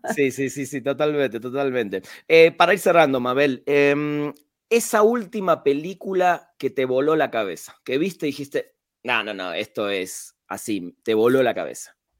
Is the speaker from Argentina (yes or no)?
yes; Argentina; moved away as an adult; now in Mexico; orgullo como latino, argentino en este caso, que vive en México